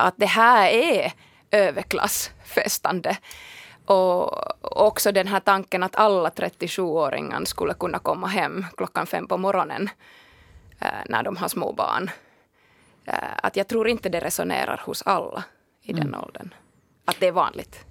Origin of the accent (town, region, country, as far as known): Finland